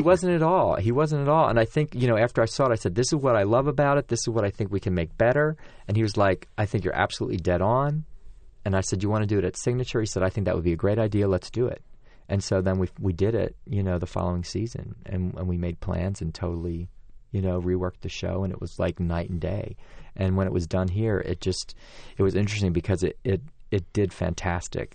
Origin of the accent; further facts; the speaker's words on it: Pennsylvania, United States; moved away; also born or lived in Washington, D.C.; I grew up in Pennsylvania and then moved to Washington, D C